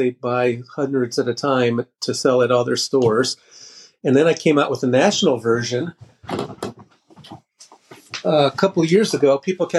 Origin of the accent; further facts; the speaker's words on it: Chicago, Illinois, United States; moved away as an adult; now in Cincinnati, United States; I grew up in the Chicago area, came to Ohio for college